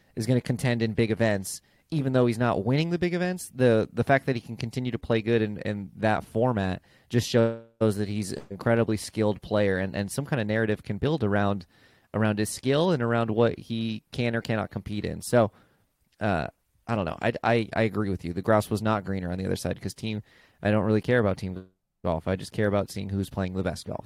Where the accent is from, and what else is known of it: San Diego, California, United States; born or raised there